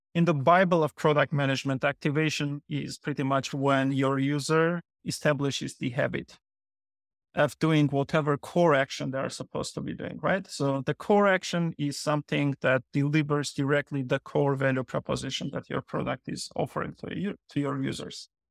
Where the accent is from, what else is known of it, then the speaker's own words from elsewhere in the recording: Yerevan, Armenia; moved away as an adult; now in New Jersey, United States; I was born and grown up in Armenia, in Yerevan